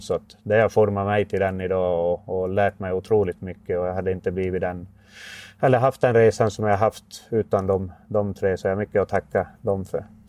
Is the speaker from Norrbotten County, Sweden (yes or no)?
yes; Haparanda, Norrbotten County, Sweden; also born or lived in Oskarshamn; när jag kom hem från Oskarshamn till Haparanda